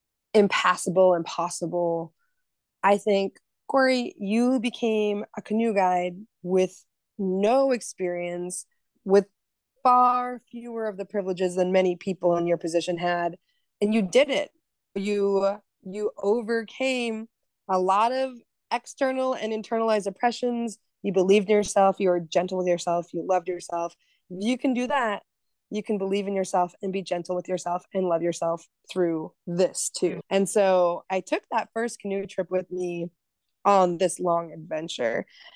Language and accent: English; Minnesota, United States; And I mean, like, I'm from Northern Minnesota, you're up in Alaska.